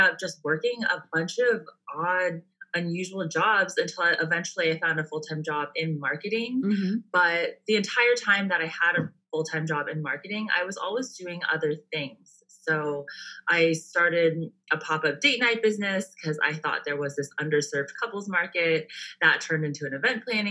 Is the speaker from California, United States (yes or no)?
yes; Bay Area, California, United States; also born or lived in San Diego, United States; now in Orange County, United States; I'm from the Bay Area